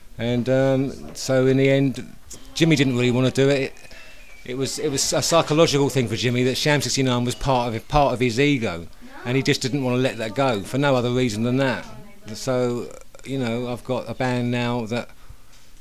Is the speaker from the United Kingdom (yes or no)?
yes; Hersham, South East England, United Kingdom; also born or lived in Walton-on-Thames; I'm from originally from a place called Hersham